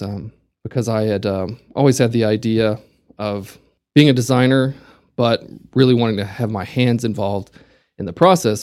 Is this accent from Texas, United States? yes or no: yes; Amarillo, Texas, United States; also born or lived in Waco, Texas; I was born in Waco, but in 81, so I guess I was three years old. My dad and mother and my older brother and I moved to Amarillo